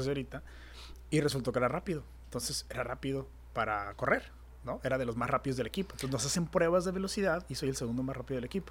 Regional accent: Tijuana, Baja California, Mexico; also born or lived in San Diego, United States; En México, aquí que somos wannabe gringos, aquí en Tijuana

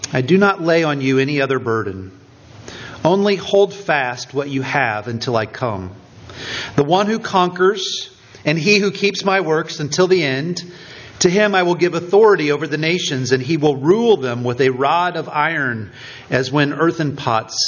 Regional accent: Richmond, Indiana, United States; moved away; The little town that Stephanie and I grew up in Indiana

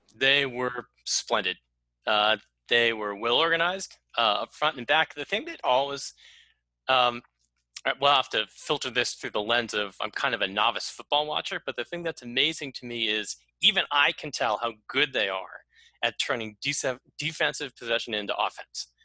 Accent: United States; as an American.

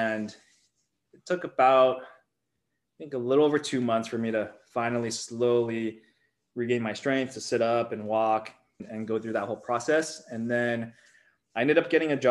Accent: Silicon Valley, California, United States; Being born and raised in Silicon Valley

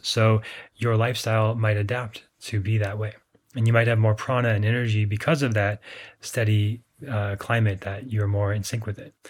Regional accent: Minnesota, United States; I grew up in Minnesota

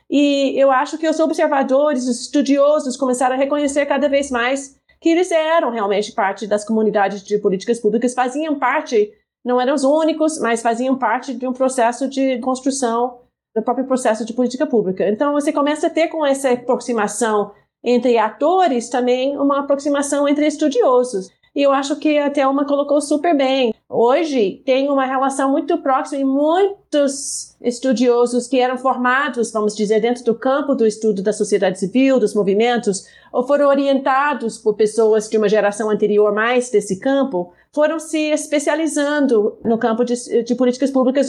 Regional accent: United States; Portuguese is a second language; moved away as an adult; now in Brazil; sou dos Estados Unidos

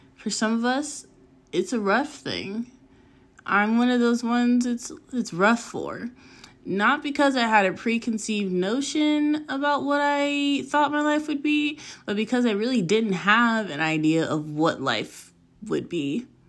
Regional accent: La Puente, California, United States; also born or lived in Pasadena; I am 27 from Southern California. I would name a place, but I never stay in one place long enough for me to claim it as home. As a child, I lived in the city of La Puente, which is off the 10 freeway.

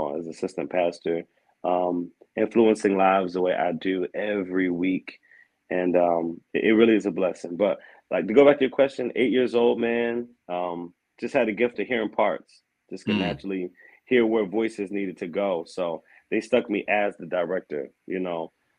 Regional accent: Aberdeen, Maryland, United States; moved away as an adult; also born or lived in Baltimore, Maryland; I'm from Aberdeen, Maryland.

